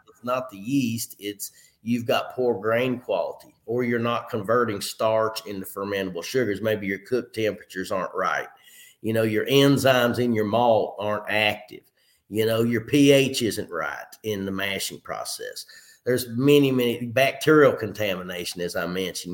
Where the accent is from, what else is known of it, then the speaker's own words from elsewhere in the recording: Clinton County, south central Kentucky, United States; also born or lived in Covington, Kentucky / Pikeville, Kentucky; i graduated from clinton county high school shout out to my hometown there in south central kentucky